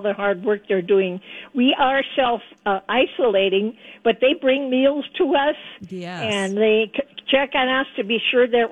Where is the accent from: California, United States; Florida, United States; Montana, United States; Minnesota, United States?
Minnesota, United States; Cloquet; also born or lived in Wausau, Wisconsin; In a little town called Cloquet